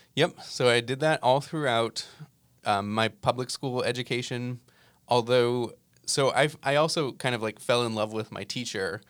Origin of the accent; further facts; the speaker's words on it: New Jersey, United States; moved away; I grew up in New Jersey